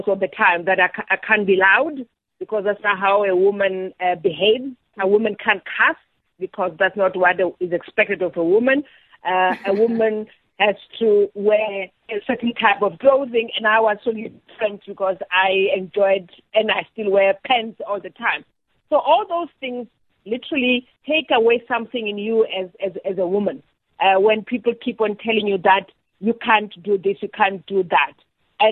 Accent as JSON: {"language": "English", "town": "Welkom", "region": "Free State", "country": "South Africa", "tie": "born or raised there", "said": "I grew up in the Free State in Welkom"}